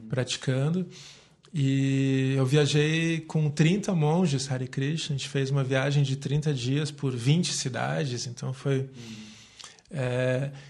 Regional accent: Curitiba, Paraná, Brazil; sou nascido aqui em Curitiba

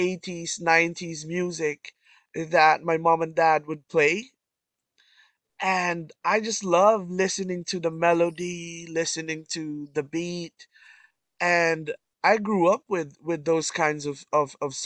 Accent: Canada; I'm from Canada

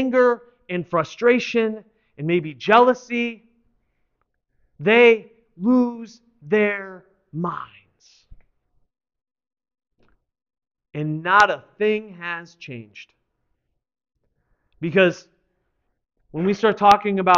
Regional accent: United States; us as American Christians who live in this time

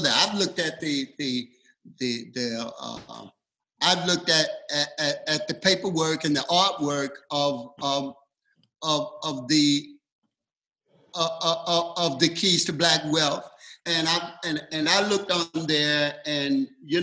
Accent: the rural South, United States; moved away as an adult; now in West Coast, United States; the rural South, and that's where I'm from. But I moved my family from the South to the West Coast

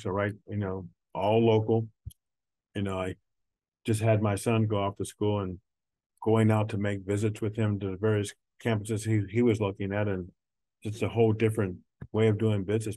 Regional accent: Neville Island, Pennsylvania, United States; growing up on Neville Island

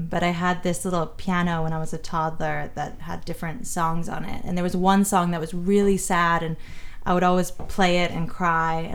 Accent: London, United Kingdom; also born or lived in New York, United States / Barcelona, Spain / Munich, Germany; I was born in New York. My family's Spanish and from a lot of places, and I ended up growing up mostly in London and Barcelona and in Munich, Germany, randomly.

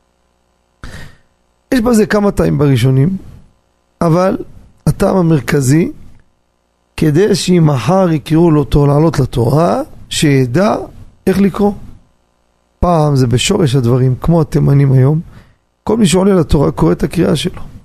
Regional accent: Jerusalem, Jerusalem District, Israel; גדלתי בירושלים, שכונת הקטמונים

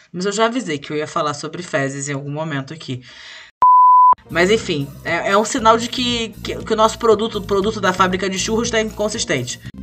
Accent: Rio de Janeiro, Brazil; sendo que sou carioca

